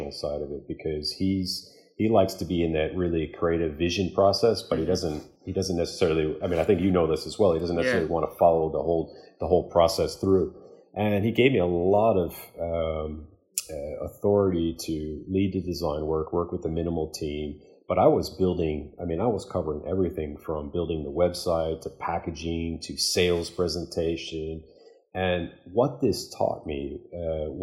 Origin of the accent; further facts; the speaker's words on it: Chicago, Illinois, United States; I'm born and raised in Chicago